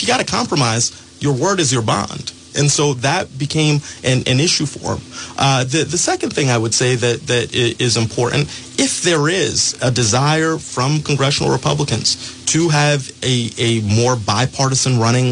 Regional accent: Pawtucket, Rhode Island, United States; I grew up in Pawtucket. I'm a son of the Blackstone Valley.

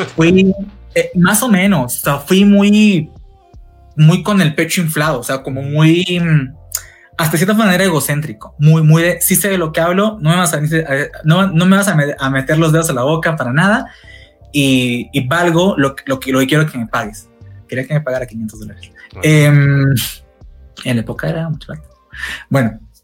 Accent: Tacna, Peru; now in Mexico; mi ciudad natal, Perú, Tacna

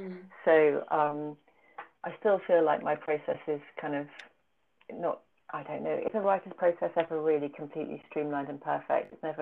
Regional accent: United Kingdom; I'm a British woman, you know, I'll get it wrong if I try and write about this place.

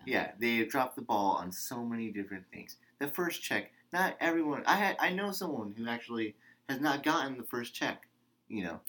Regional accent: United States; as an American

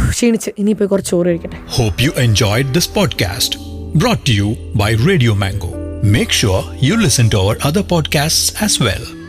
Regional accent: Malayali, Kerala, India; also born or lived in Chennai

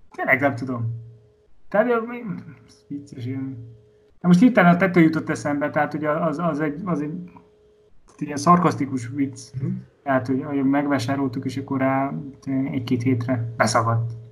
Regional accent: Komárom, Komárom-Esztergom, Hungary; otthon, Komáromban

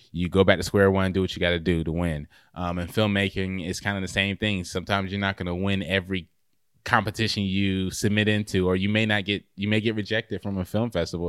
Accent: Raleigh, North Carolina, United States; now in Clayton, United States; I'm from, originally from Raleigh, North Carolina. Um, I grew up there and then moved to Clayton

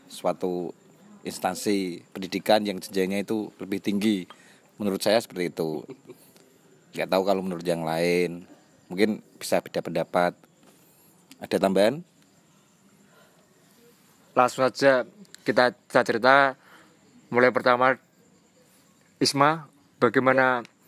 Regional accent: Bojonegoro, East Java, Indonesia; saya warga asli Bojonegoro

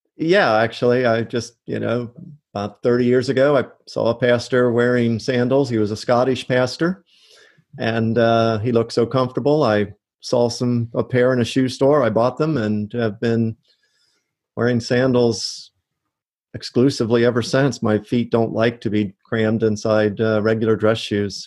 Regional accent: Loveland, Ohio, United States; moved away as an adult; also born or lived in Michigan / Bradenton, Florida; now in Oviedo, United States; I grew up outside Cincinnati, Ohio

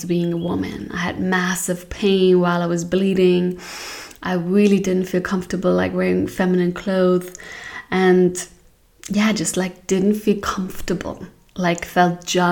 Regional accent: Hamburg, Germany; now in Portugal; I was born in Hamburg, in a beautiful town, city in Germany

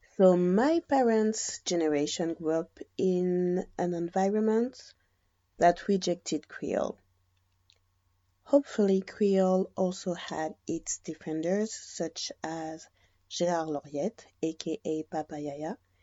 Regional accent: Guadeloupe; also born or lived in France; I was born and raised in Guadeloupe

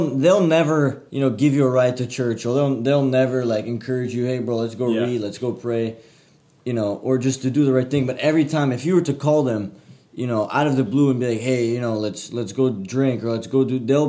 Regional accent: Montreal, Quebec, Canada; I'm originally from Montreal, Canada

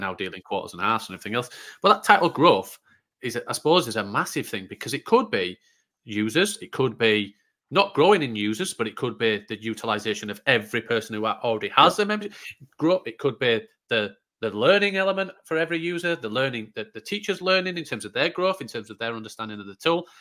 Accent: Yorkshire and the Humber, United Kingdom; I'm from Yorkshire, still love it

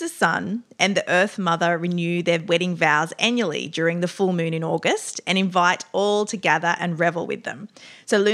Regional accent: Australia; accent: Australian; my Australian accent

